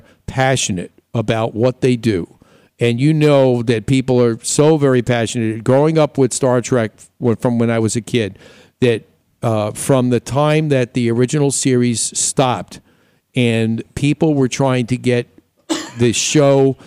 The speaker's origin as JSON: {"language": "English", "region": "New York", "country": "United States", "tie": "born or raised there", "moved": "yes", "lives_now": "Arizona, United States", "said": "When I grew up in New York"}